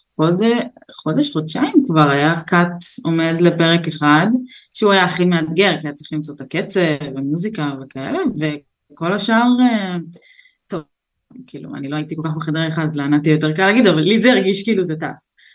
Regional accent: Beit She'an, Northern District, Israel; moved away as an adult; also born or lived in Azerbaijan; now in Tel Aviv, Israel; גדלתי בבית שאן

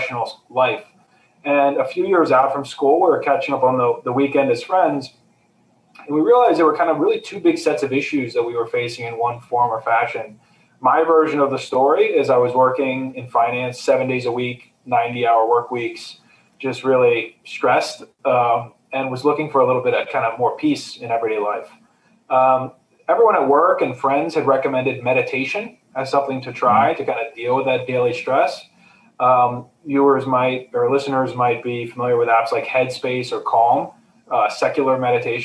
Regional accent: United States; I was born in the States and grew up in the States

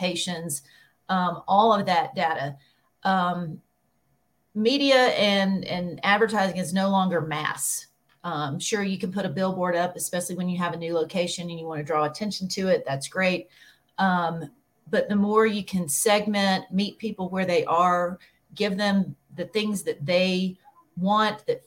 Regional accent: Birmingham, Alabama, United States; Birmingham, Alabama, born and bred.

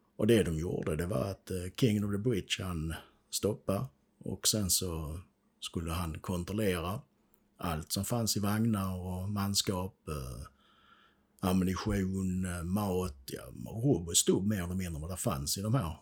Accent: Sweden; Vi är ju svenskar så vi är inte sådär vana vid krig

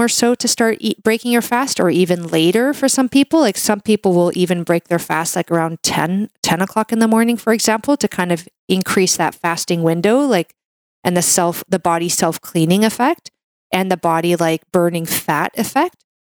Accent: Canada; I'm a Canadian medical doctor

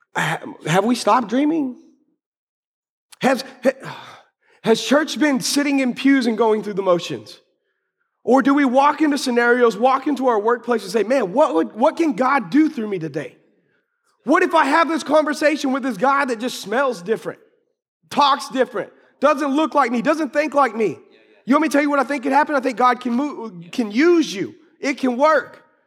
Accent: United States; I love being American

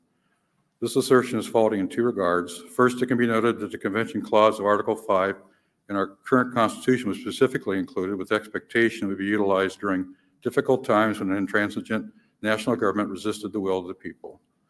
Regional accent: Ashland, Ohio, United States; I'm from Ashland, Ohio, House District 67.

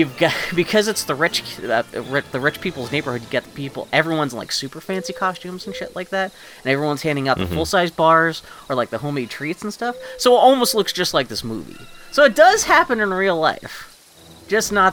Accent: Pittsburgh, Pennsylvania, United States; now in Portland, United States; I grew up in Pittsburgh

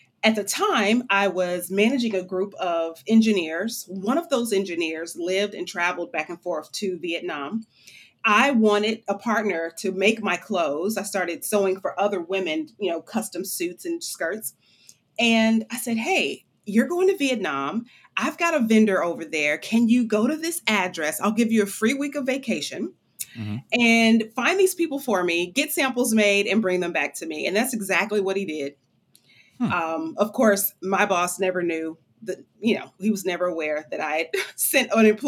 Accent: Michigan, United States; moved away as an adult; also born or lived in Chicago, Illinois; now in Memphis, United States; I am actually born and raised in Michigan by way of Chicago

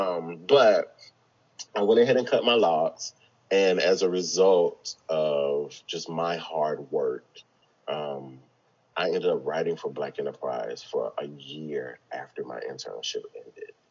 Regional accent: the South, United States; growing up in the South and being a black man

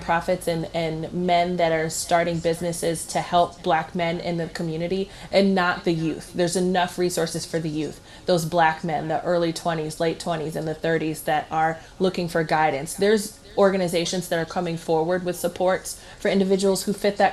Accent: Cleveland, Ohio, United States; I'm from Cleveland

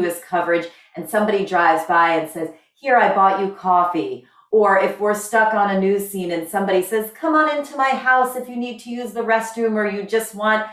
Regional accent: New Jersey, United States; my home state of New Jersey

